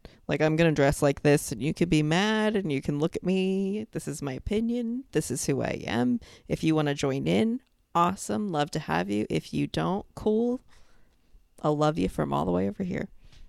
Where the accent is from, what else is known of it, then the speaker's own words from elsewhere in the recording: New York, United States; So then when I came here and I would be like, I'm from New York.